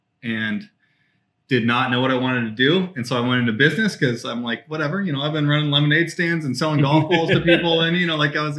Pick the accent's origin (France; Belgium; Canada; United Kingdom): Belgium; born there; Yeah, I'm an Army brat, man. Pops was in the Army for 20 years.